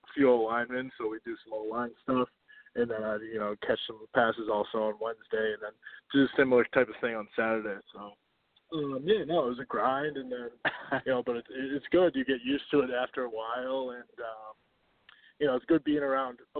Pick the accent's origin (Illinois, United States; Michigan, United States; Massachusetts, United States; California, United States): Massachusetts, United States; Reading; I'm from Reading, Massachusetts